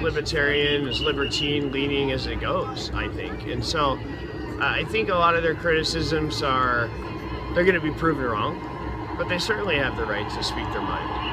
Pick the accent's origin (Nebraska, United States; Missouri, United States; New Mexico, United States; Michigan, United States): Nebraska, United States; Omaha; I'm from Omaha, Nebraska.